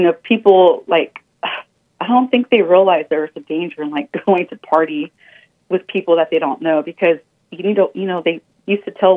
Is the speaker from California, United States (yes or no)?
yes; California, United States; I'm from Cali